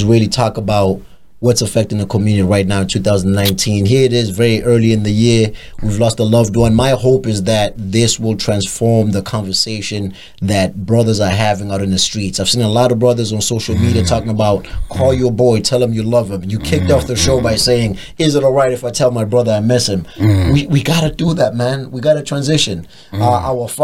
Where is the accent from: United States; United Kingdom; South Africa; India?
South Africa; Durban, KwaZulu-Natal; in Durban, in my hometown